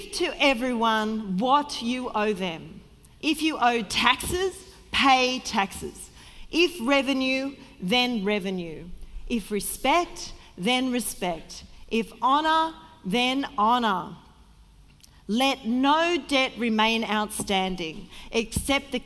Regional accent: Sydney, New South Wales, Australia; moved away as an adult; also born or lived in Victoria, Australia; now in Melbourne, Australia; I was from Sydney, and I had a good job

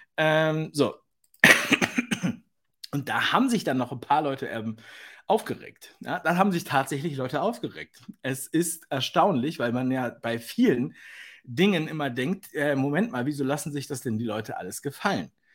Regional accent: Berlin, Germany; ich bin ja Berliner, geborener Berliner.

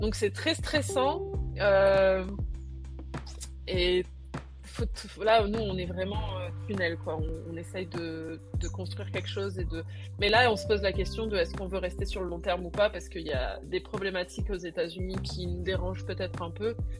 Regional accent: Réunion; moved away as an adult; also born or lived in United States; je viens de la Réunion où tout le monde est mélangé

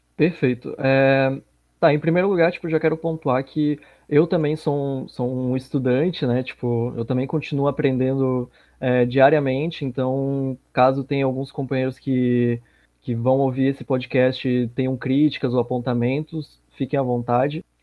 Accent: Florianópolis, Santa Catarina, Brazil; Eu sou aqui de Floripa, Santa Catarina

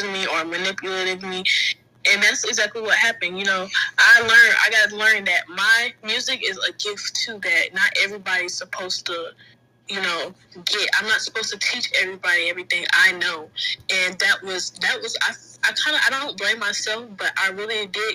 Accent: Jacksonville, Florida, United States; I'm from Jacksonville, Florida

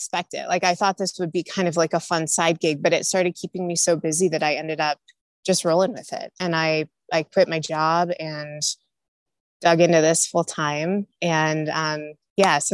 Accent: Illinois, United States; moved away as an adult; now in Denver, United States; I'm originally from Illinois. I'm a Midwest girl, grew up there, went to college there.

